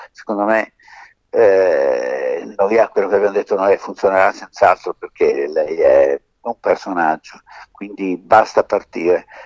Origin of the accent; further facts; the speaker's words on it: Sicily, Italy; Dico, guarda, noi siamo siciliani e eh, siamo vicini.